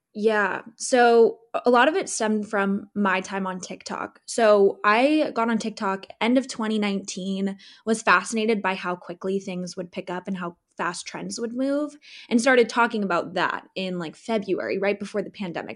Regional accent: Southern California, United States; moved away as an adult; also born or lived in Chicago / Seattle; I'm born and raised in Southern California

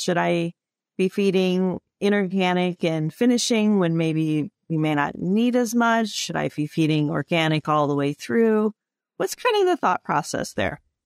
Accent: Illinois, United States; we grew up in Illinois, so we had to learn those or, or read those growing up through our, our schooling

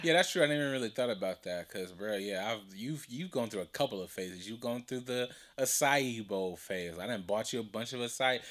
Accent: Compton, California, United States; that's where I'm from, I'm from Compton

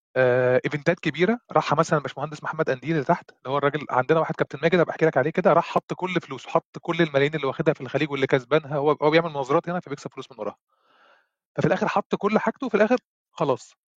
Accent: Egypt; عندنا في مصر

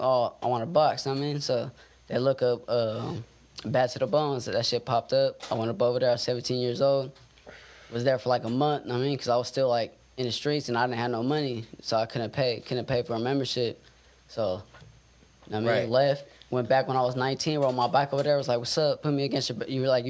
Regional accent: Modesto, California, United States; I say I'm from Modesto, period, you know what I mean? Modesto

